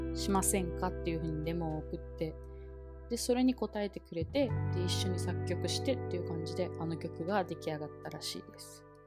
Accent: Okinawa, Japan; now in Taiwan; 私の地元の沖縄

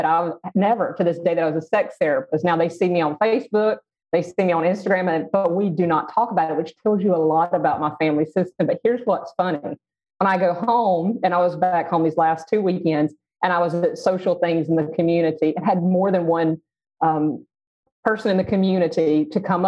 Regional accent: the South, United States; growing up in the South and in a really conservative family

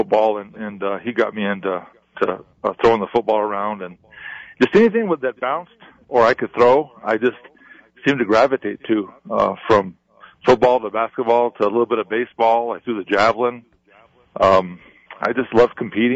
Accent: Corrales, New Mexico, United States; we grew up in Corrales

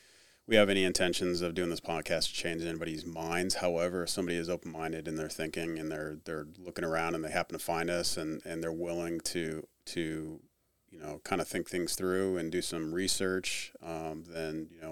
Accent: California, United States; also born or lived in Japan / England; I'm originally from California, unfortunately, and lived all over the United States.

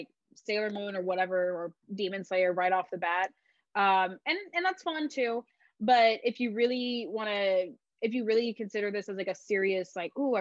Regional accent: Oceanside, California, United States; I was born in Oceanside

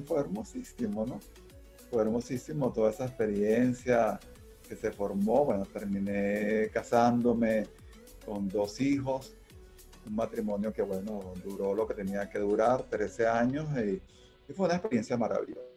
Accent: Caracas, Capital District, Venezuela; also born or lived in Táchira (parents); yo soy hijo de andinos, aunque nací aquí en Caracas

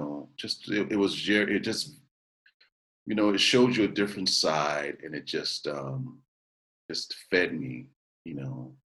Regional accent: Cicero, Illinois, United States; born or raised there; also born or lived in Chicago

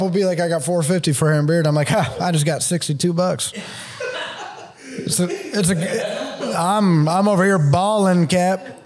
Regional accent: Canton, Ohio, United States; now in Columbus, United States; I was from Canton, so I went to high school with a lot of people I graduated

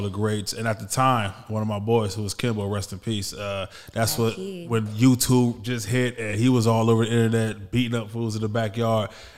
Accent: Los Angeles, California, United States; I'm a hometown kid. I grew up in South Central Los Angeles

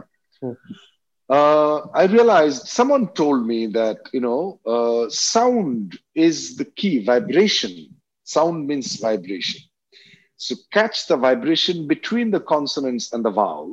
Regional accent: Assam, India; English is a second language; I grew up in Assam

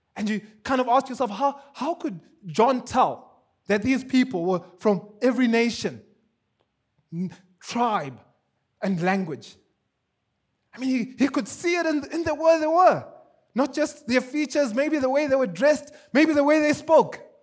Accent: Zimbabwe; now in Kenya; I'm from Zimbabwe

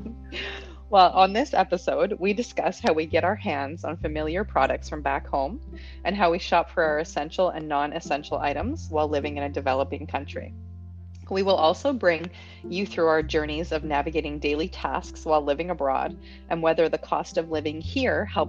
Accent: Canada; moved away; I'm from Canada.

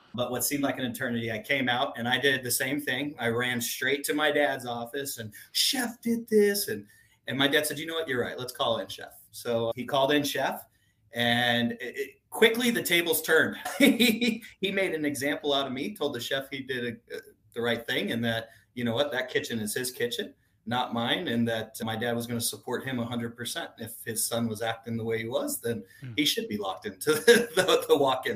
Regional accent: Tucson, Arizona, United States; I grew up in Tucson, Arizona.

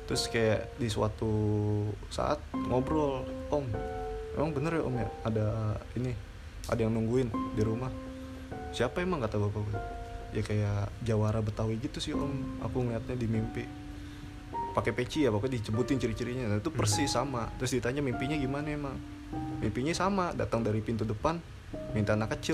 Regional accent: Pondok Gede, West Java, Indonesia; gue waktu kecil tuh punya rumah di daerah Pondok Gede yang dulu kan Pondok Gede belum banyak bangunan pak

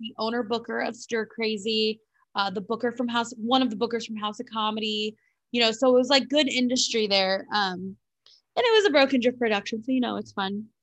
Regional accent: California, United States; now in Phoenix, United States; I'm from California

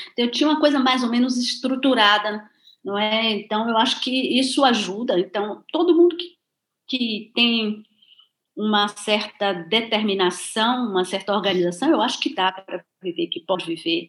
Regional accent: Cachoeira, Bahia, Brazil; moved away as an adult; eu nasci em Cachoeira

